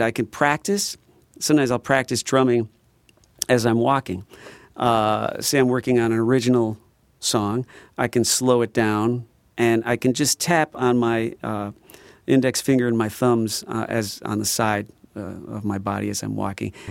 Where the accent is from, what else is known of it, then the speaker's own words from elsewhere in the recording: Midwest, United States; we're from the Midwest